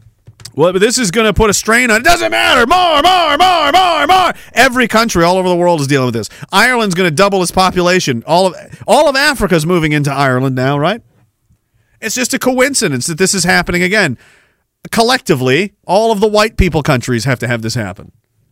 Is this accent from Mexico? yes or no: no; Canada